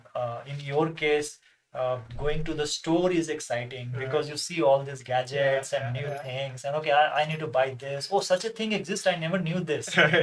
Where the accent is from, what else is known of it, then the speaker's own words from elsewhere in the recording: Patna, Bihar, India; born in Patna, my home state, the capital of my home state.